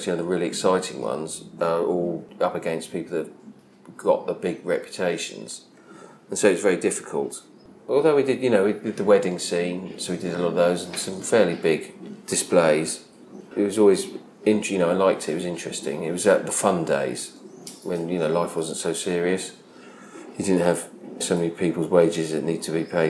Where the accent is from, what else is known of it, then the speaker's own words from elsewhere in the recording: Sevenoaks, South East England, United Kingdom; I was born in Sevenoaks in Kent